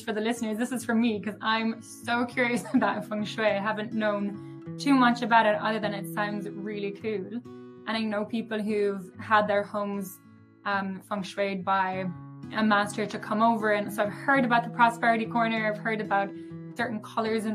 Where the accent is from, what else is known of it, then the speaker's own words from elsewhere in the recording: Ireland; accent: Irish; my Irish accent.